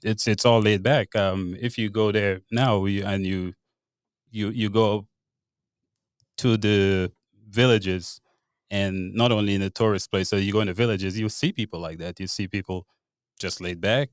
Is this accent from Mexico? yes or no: no; Grenada; moved away as an adult; now in Charlottesville, United States; I grew up in Grenada, I was born and raised in Grenada